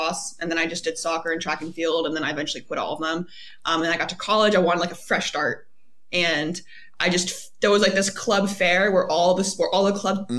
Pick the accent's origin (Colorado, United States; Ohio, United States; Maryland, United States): Maryland, United States; Baltimore County; moved away as an adult; also born or lived in Atlanta, Georgia; I grew up in Baltimore County of Maryland